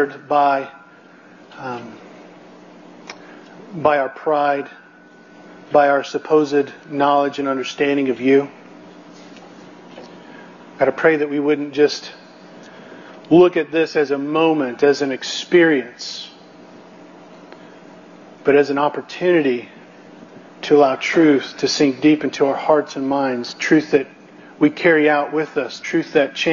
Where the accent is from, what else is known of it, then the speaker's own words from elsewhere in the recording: Missouri, United States; I come from Missouri